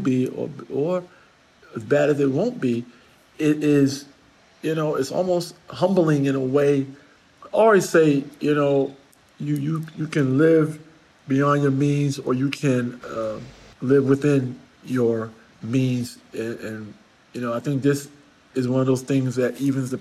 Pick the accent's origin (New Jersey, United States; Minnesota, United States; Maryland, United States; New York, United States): New York, United States; I'm a New Yorker